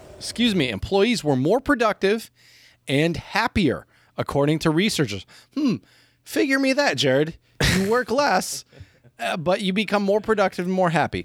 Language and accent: English; United States; I do love my home country